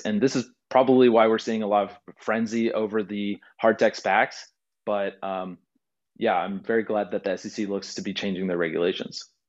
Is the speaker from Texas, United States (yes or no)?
yes; Houston, Texas, United States; I grew up in Houston near the NASA Space Center.